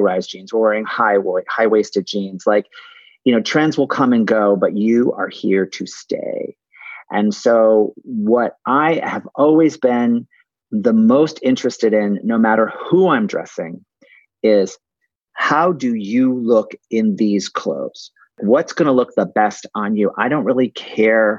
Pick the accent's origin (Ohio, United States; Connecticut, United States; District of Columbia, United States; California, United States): Connecticut, United States; West Hartford; my mom had a clothing store when I was growing up in West Hartford, Connecticut